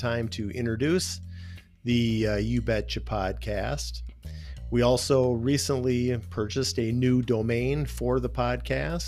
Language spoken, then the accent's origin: English; Bloomington, Minnesota, United States; I'm originally from Bloomington, Minnesota. I attended Kennedy High School in 1979, at which time I graduated